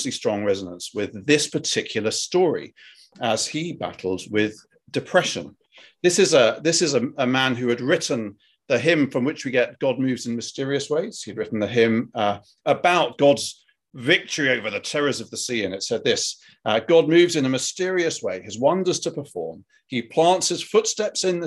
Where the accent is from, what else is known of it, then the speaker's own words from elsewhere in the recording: United Kingdom; accent: British; my British accent's really kind of come to the fore at this point